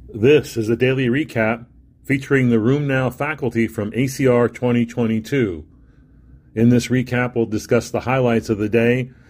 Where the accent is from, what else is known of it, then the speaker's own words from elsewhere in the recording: Melbourne, Victoria, Australia; I'm from Melbourne, Australia